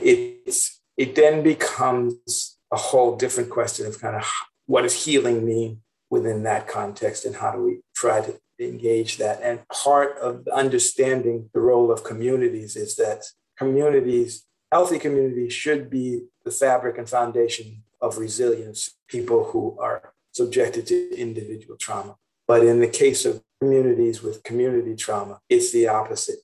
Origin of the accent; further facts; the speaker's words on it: Boston, Massachusetts, United States; now in San Francisco, United States; I grew up in Roxbury, which is part of Boston.